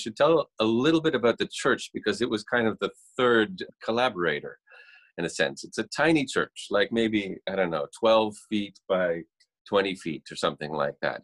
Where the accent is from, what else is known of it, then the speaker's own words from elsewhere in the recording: Toronto, Ontario, Canada; I'm a musician from Canada. Toronto, Canada.